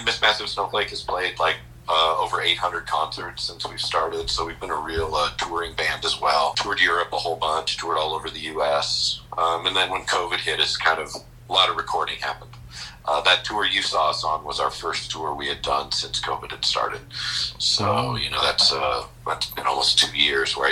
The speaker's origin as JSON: {"language": "English", "town": "Billings", "region": "Montana", "country": "United States", "tie": "born or raised there", "also_born_or_lived": "San Diego, California / Portland, Oregon", "moved": "as an adult", "said": "I'm from Billings here. And I had moved in 1988. I graduated high school in 1988"}